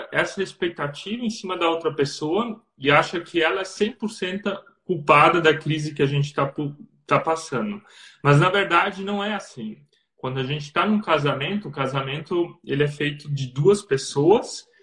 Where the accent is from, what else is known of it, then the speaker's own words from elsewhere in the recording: Blumenau, Santa Catarina, Brazil; accent: southern Brazilian; moved away as an adult; now in Germany; Somos do Brasil, né, de Blumenau, Santa Catarina, então o nosso sotaque é um pouco diferente já, né? Dá para perceber rapidinho.